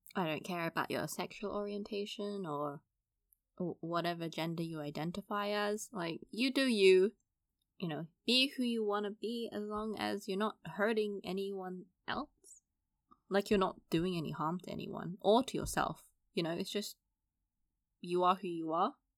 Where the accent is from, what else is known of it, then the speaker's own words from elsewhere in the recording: London, United Kingdom; I grew up in East London, so, you know, fairly multicultural.